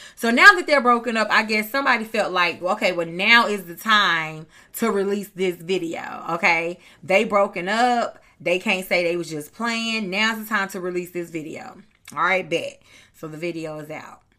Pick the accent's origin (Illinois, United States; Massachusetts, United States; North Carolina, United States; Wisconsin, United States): North Carolina, United States; I'm from North Carolina